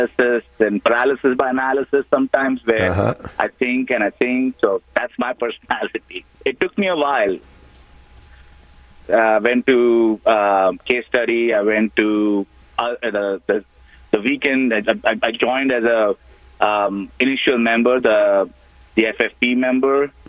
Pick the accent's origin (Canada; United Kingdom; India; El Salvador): India; moved away as an adult; now in United States; I was born in India, and I actually came here for my MBA back in 2002